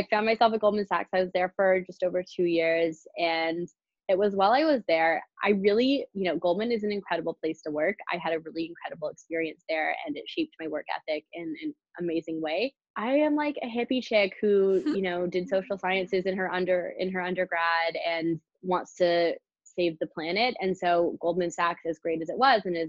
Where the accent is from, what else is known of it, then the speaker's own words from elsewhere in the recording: Canada; also born or lived in British Columbia; being Canadian. I went to college in British Columbia.